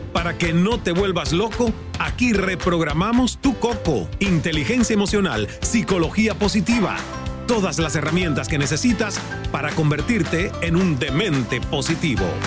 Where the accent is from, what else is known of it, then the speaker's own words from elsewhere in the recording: El Caney, Santiago de Cuba, Cuba; en mi pueblo natal del Caney, allá en Santiago de Cuba, en Cuba